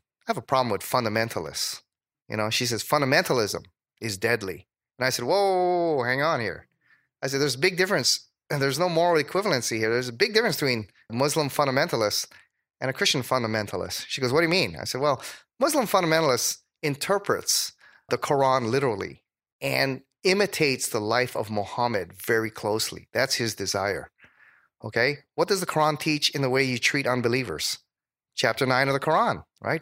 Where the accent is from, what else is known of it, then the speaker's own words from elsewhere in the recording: Hawaii, United States; moved away; also born or lived in Dallas; I was from Hawaii.